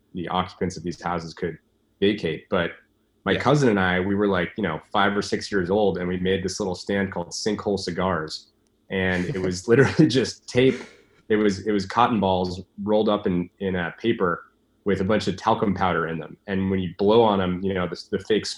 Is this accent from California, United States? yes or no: yes; San Francisco, California, United States; I grew up in San Francisco, California